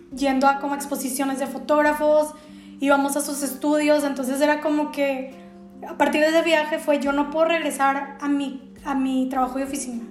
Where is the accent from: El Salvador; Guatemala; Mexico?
Mexico